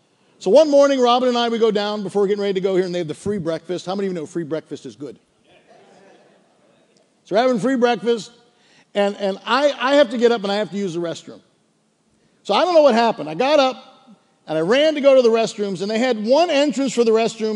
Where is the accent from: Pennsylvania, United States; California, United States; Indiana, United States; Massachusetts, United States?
Pennsylvania, United States; Pittsburgh; moved away as an adult; now in Delaware, United States; I was from Pittsburgh